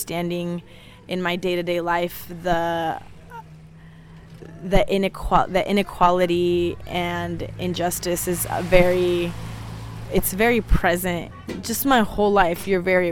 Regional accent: Talent, Oregon, United States; I am born and raised in the Takelma Valley, also known as Jackson County. I grew up in a small farm worker community in Talent, Oregon.

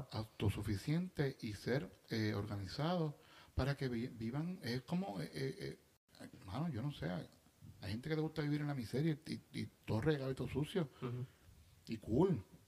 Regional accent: Bayamón, Puerto Rico; yo soy de Bayamón

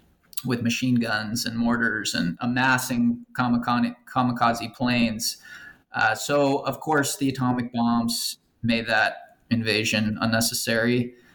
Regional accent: Los Angeles, California, United States; manufactured in Los Angeles, you know, my hometown.

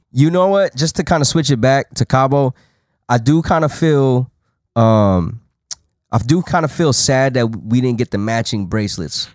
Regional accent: Las Vegas, Nevada, United States; I was from Vegas.

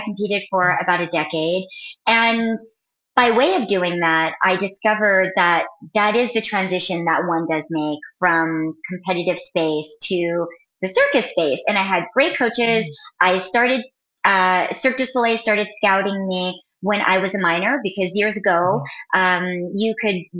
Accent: San Jose, California, United States; I'm from San Jose, California

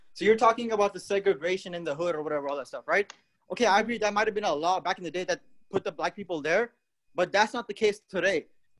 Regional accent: India; now in United States; I'm an immigrant from another country, right? I'm from India.

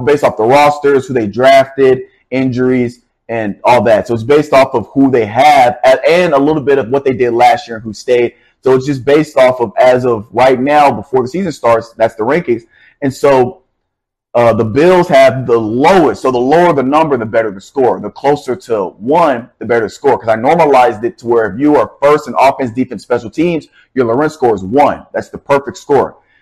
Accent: Nashville, Tennessee, United States; I'm from Nashville, Tennessee

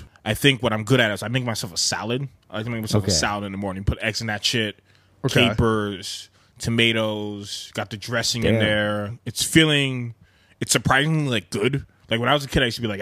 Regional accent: New York City, New York, United States; That's the one I went to when I was a kid because I'm from Harlem. So I've been there going there since I was like 15, 16.

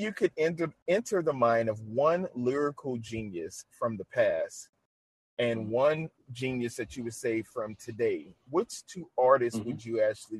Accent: New Orleans, Louisiana, United States; He's from my home city. I'm from New Orleans

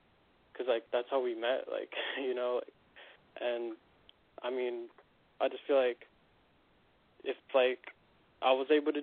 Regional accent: Los Angeles, California, United States; I'm from Los Angeles

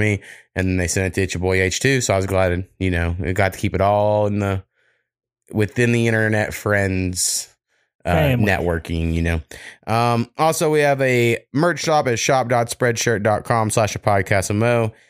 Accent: Warrego, Oklahoma, United States; But for like where I grew up in Warrego, Oklahoma, we had one donut shop that closed down when I was like 4 years old.

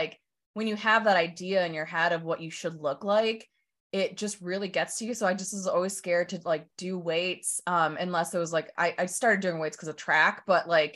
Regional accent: Chanhassen, Minnesota, United States; I grew up in Chanhassen, but I went to Chaska High School

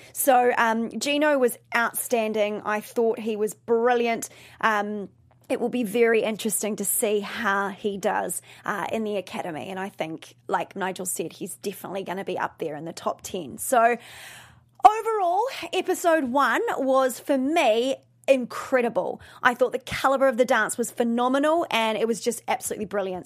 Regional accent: New Zealand; now in Los Angeles, United States; I am originally from New Zealand

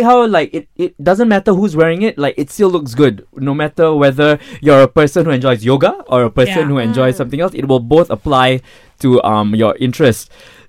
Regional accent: Penang, Malaysia; Ipoh, I'm from Penang.

